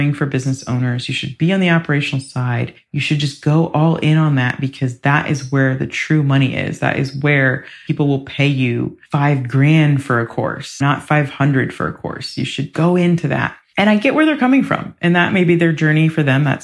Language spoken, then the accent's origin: English; Ohio, United States; I'm from the Midwest. I'm from Ohio